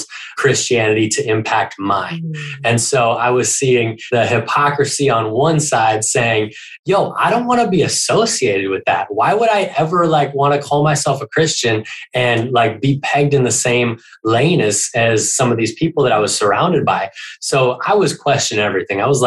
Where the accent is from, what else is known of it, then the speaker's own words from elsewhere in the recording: Minneapolis, Minnesota, United States; moved away; when I was a kid growing up in Minneapolis, Minnesota, in the snow, which we actually just moved back up here as well.